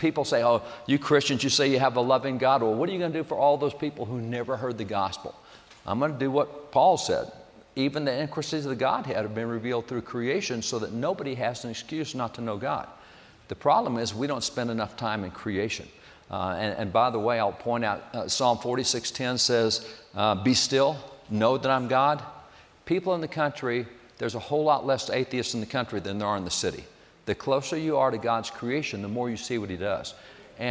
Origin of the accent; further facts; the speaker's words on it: Texas, United States; I was a cowboy from Texas